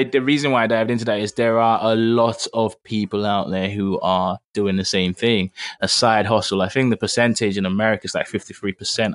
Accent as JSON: {"language": "English", "region": "Lagos", "country": "Nigeria", "tie": "born or raised there", "said": "I grew up in Lagos too, so I speak a bit of Yoruba."}